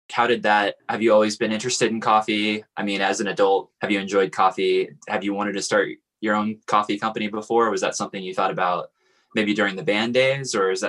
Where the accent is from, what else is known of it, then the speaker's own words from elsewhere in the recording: Kansas City, United States; now in Lawrence, United States; Yeah, and I'm from Kansas City